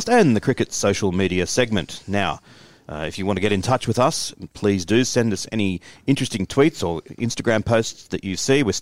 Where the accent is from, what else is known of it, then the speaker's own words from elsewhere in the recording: Australia; hopefully, as an Australian cricket fan, last summer will prove to be an anomaly.